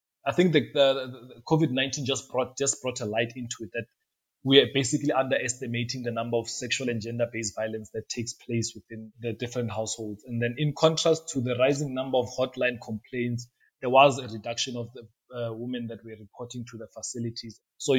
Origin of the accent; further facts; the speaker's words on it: Limpopo, South Africa; now in Rustenburg, South Africa; I'm originally from Limpopo. So it's in the northern province of South Africa.